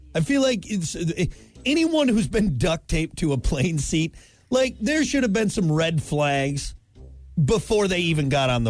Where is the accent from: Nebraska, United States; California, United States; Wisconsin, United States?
Wisconsin, United States; I'm from Wisconsin.